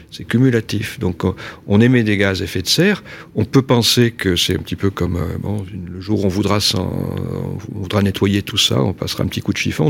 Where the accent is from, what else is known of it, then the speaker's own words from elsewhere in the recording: Nouvelle-Aquitaine, France; je travaille en région Aquitaine, qui est ma région d'origine